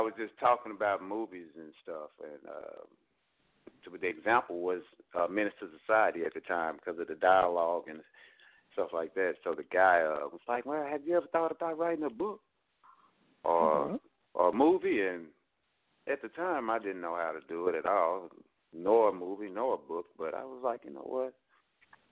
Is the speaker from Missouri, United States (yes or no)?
no; Fort Worth, Texas, United States; I'm from Fort Worth, Texas